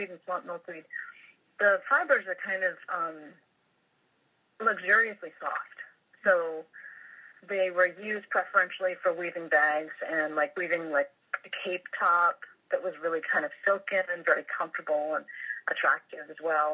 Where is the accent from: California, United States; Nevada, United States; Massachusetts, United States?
Massachusetts, United States; I grew up in Massachusetts, right on the coast, by the ocean, always at the beach